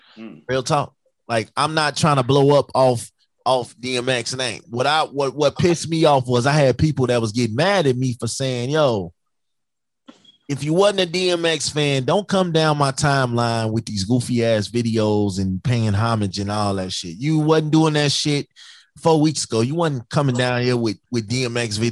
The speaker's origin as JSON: {"language": "English", "town": "Chicago", "region": "Illinois", "country": "United States", "said": "I'm from Chicago"}